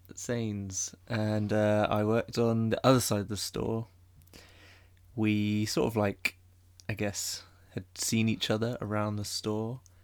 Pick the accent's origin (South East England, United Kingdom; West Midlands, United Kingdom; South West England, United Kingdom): South West England, United Kingdom; Bournemouth; moved away as an adult; now in London, United Kingdom; I'm also from Bournemouth.